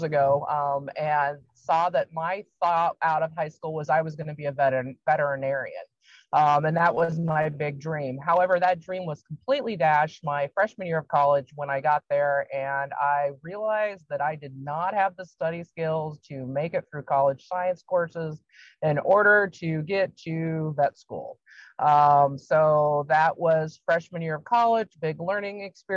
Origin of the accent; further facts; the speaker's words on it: Washington, United States; moved away as an adult; also born or lived in Oregon; now in Iowa, United States; I grew up in Washington State